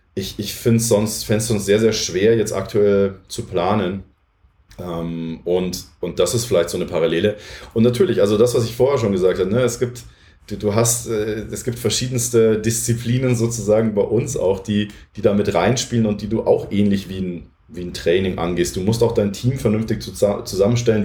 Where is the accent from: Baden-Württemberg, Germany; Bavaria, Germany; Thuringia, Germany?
Bavaria, Germany; Munich; Ich bin aus München. Hm, ich habe damals in der Werner von Linde Halle trainiert im Winter